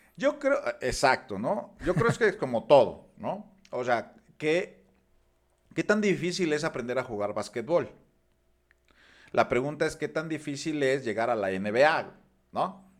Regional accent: Mexico; nosotros como mexicanos

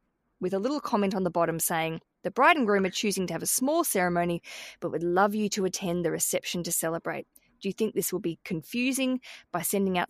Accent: Australia; now in London, United Kingdom; I live in London, Michelle, and I come from Australia

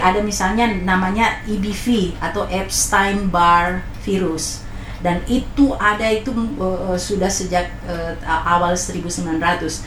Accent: Manado, North Sulawesi, Indonesia; moved away; saya orang Manado

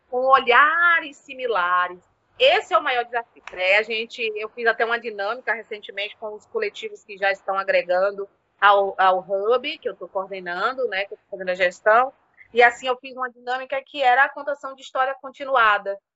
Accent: Cachoeira, Bahia, Brazil; moved away as an adult; now in Campinas, Brazil; Então, eu sou baiana, assim, do recôncavo da Bahia, da cidade de Cachoeira, pertinho de Salvador. Vivi a vida inteira lá, me formei, né, ganhei experiência profissional, andei bastante, né, por aquela região da Bahia, do Nordeste. E vim para cá porque casei.

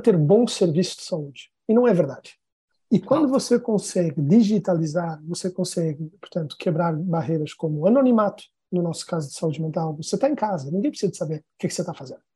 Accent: Portugal; moved away as an adult; also born or lived in São Paulo, Brazil / New York, United States; now in Brazil; eu sou português, eu estou no Brasil há uns 10 anos

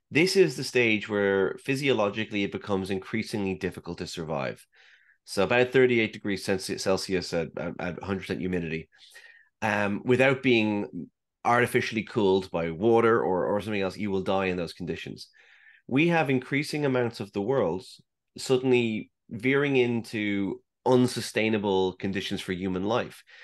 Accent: Saudi Arabia; when I grew up in the Middle East, I grew up in Saudi Arabia.

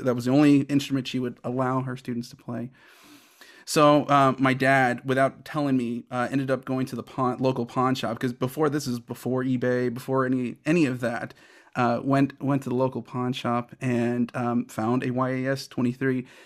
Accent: Houston, Texas, United States; moved away as an adult; also born or lived in Chicago / Kentucky / Oklahoma; I'm originally from Houston, Texas, and I started saxophone in the sixth grade in 1994

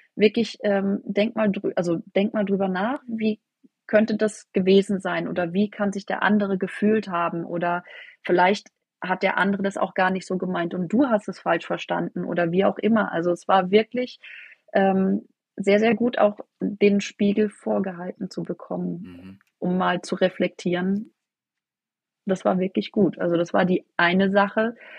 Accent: near Freiburg, Baden-Württemberg, Germany; Ich komme aus der Nähe von Freiburg

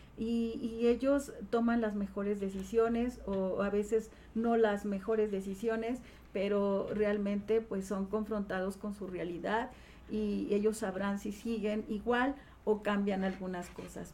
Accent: Tejalpa, Morelos, Mexico; also born or lived in Cuernavaca; nace en Cuernavaca, siempre radica en Tejalpa, Morelos, soy ciudadana de Tejalpa, un pueblo muy querido, a quien amo porque tengo grandes recuerdos de mi niñez

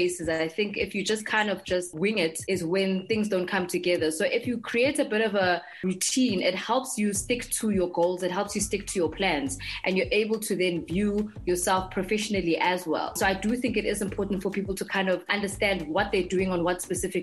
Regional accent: Johannesburg, Gauteng, South Africa; I grew up in Johannesburg.

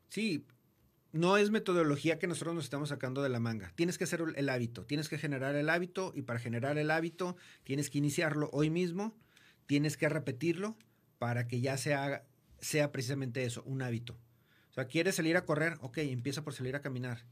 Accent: Mexico; como buenos mexicanos

